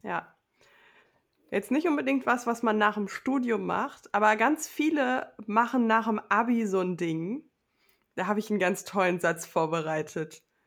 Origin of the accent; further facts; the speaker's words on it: Low German-speaking home region, Northern Germany, Germany; accent: Low German (Plattdeutsch); ich übernehme ja auch Wörter aus meiner Heimat, so aus dem Plattdeutschen